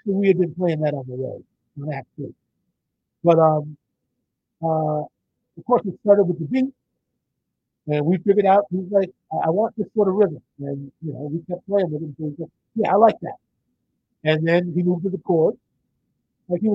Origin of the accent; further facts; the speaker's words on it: Minneapolis, Minnesota, United States; I was born and raised in Minneapolis.